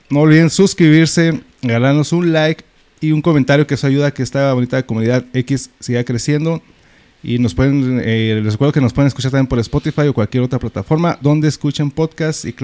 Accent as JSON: {"language": "Spanish", "town": "Ciudad Juárez", "region": "Chihuahua", "country": "Mexico", "said": "es nuestro Juárez y sí lo queremos."}